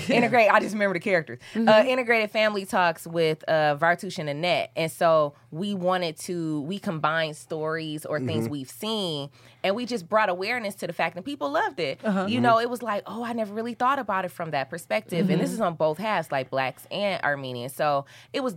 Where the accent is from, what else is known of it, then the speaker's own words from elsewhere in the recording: Flint, Michigan, United States; I'm from Flint, Michigan